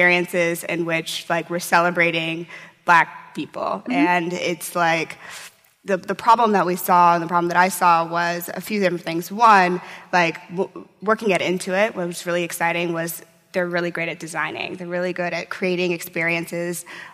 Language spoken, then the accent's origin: English; St. Louis, Missouri, United States; moved away; I'm from St. Louis, Missouri